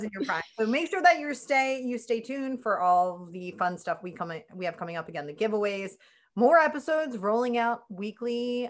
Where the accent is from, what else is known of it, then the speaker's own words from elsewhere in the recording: Philadelphia, Pennsylvania, United States; accent: Philadelphian; growing up in Northeast Philly.